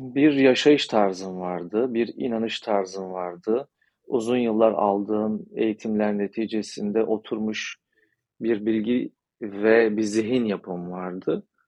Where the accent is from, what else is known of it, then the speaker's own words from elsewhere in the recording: Turkey; Ben de Türk'üm